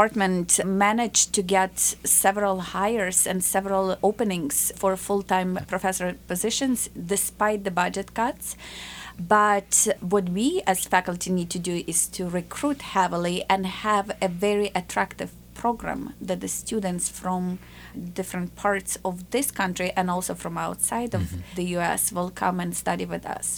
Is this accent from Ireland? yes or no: no; Ukraine; now in United States; I grew up in a communist Ukraine, and the borders were closed